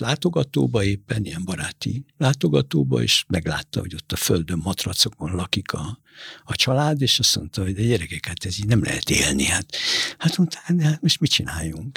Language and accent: Hungarian; Budapest, Hungary; also born or lived in Buenos Aires, Argentina / Beirut, Lebanon; De nekünk meg a Pani nővéremmel mi itt nőttünk föl